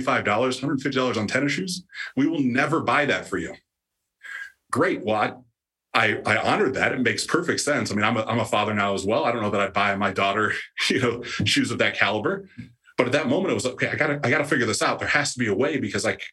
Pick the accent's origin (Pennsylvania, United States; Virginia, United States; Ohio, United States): Ohio, United States; the town I grew up in Ohio